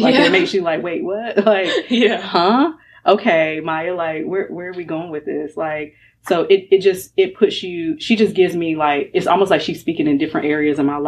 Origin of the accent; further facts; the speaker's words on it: North Carolina, United States; also born or lived in Florida; I'm raised in North Carolina. I was born in Florida.